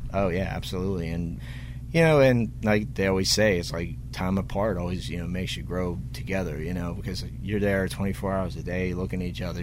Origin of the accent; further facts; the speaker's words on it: Pittsburgh, Pennsylvania, United States; Pittsburgh, my hometown